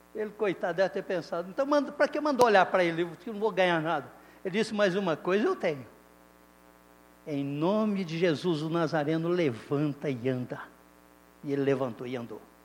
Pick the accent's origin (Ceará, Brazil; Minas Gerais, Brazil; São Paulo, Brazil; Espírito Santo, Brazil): São Paulo, Brazil; Indiaporã; moved away as an adult; now in Romania; Eu que fui criado aqui em Diaporã, vocês sabem, quem me conhece há mais tempo sabe. Indiaporã é uma cidadezinha para lá de Fernandópolis